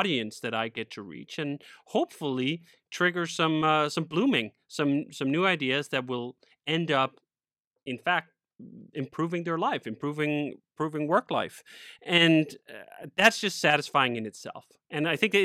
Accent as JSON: {"language": "English", "town": "Copenhagen", "region": "Capital Region of Denmark", "country": "Denmark", "tie": "born or raised there", "also_born_or_lived": "Spain", "moved": "as an adult", "said": "I grew up in Copenhagen, Denmark, and stayed there for about 25 years"}